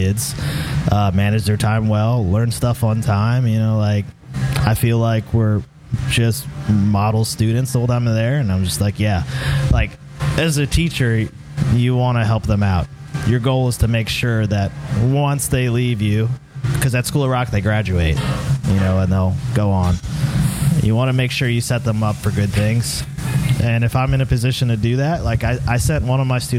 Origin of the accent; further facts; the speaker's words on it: Southern Maryland, United States; we're all from Southern Maryland.